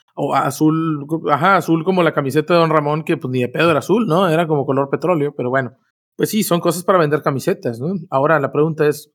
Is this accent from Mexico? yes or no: yes; Mexico; nosotros somos mexicanos